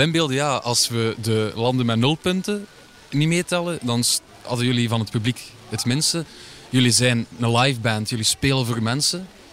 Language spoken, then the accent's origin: Dutch; Sint-Niklaas, Flanders, Belgium; mijn thuisstad